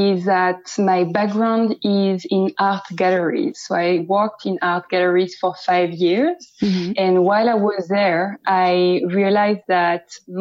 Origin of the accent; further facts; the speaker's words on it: Paris, Île-de-France, France; accent: French; English is a second language; moved away as an adult; also born or lived in Amsterdam; now in London, United Kingdom; I am from France, and I was born in Paris, and I grew up in Paris